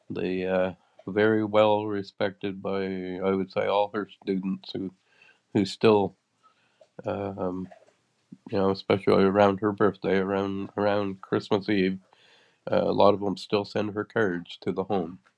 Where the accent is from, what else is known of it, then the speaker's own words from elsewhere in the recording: Yarmouth County, Nova Scotia, Canada; moved away; my hometown, my my home was actually not in town, but my home was in Yarmouth County, Nova Scotia